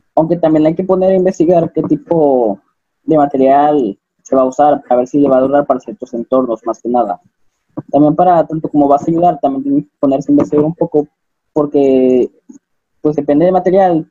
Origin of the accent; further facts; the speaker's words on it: Acapulco, Guerrero, Mexico; moved away; also born or lived in Coahuila; yo soy de Acapulco